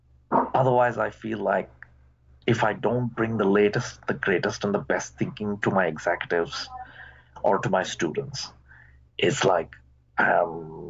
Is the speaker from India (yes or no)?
yes; India; now in United States; When I moved 30 years ago from India to the US, we used to make a phone call only once a week